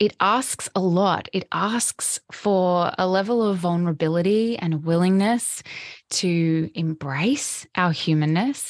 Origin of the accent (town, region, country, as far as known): Australia; now in Sunshine Coast, Australia